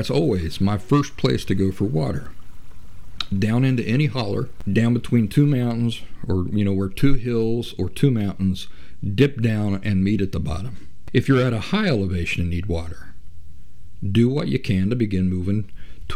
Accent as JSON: {"language": "English", "region": "Central Appalachia", "country": "United States", "tie": "born or raised there", "said": "I'm from Central Appalachia in the United States. And I grew up in the Appalachian woods"}